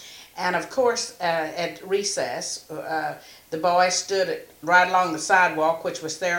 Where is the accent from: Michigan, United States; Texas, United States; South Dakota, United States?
Texas, United States; Austin; born or raised there